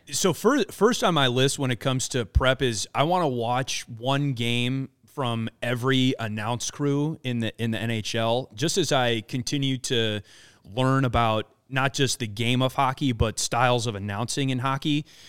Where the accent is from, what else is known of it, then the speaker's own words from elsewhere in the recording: Wisconsin, United States; now in Chicago, United States; I grew up in Wisconsin, grew up a, uh, a big Milwaukee Brewers fan